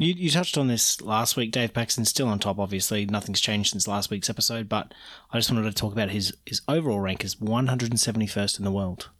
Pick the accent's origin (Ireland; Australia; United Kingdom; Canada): Australia; I'm Australian